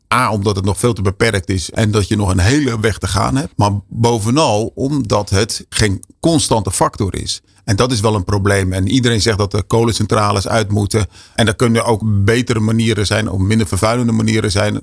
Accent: Westland, South Holland, Netherlands; ik kom zelf uit het Westland

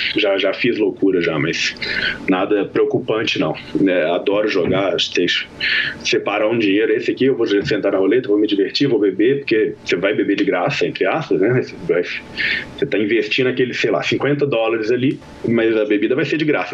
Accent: Minas Gerais, Brazil; now in Las Vegas, United States; Eu sou mineiro

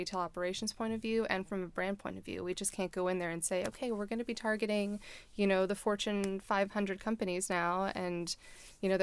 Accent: Baltimore, Maryland, United States; moved away as an adult; also born or lived in Colorado; I went back to my hometown of Baltimore

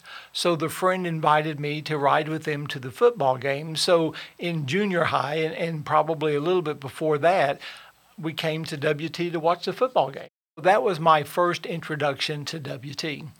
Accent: Plainview, Texas, United States; I grew up in Plainview.

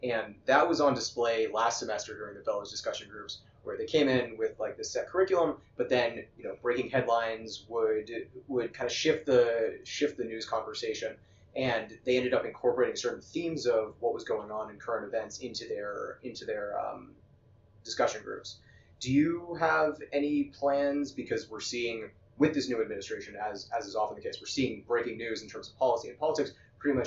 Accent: California, United States; I'm a Californian

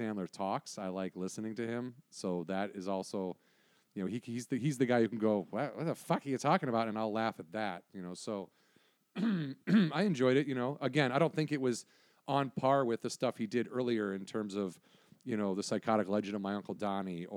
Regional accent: Wisconsin, United States; growing up in Wisconsin

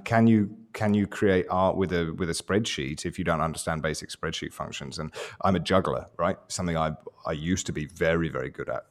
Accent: England, United Kingdom; I'm, I'm English

